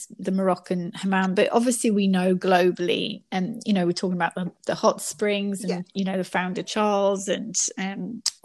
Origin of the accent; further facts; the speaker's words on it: Northumberland, North East England, United Kingdom; now in Australia; I grew up in Northumberland next to Hadrian's Wall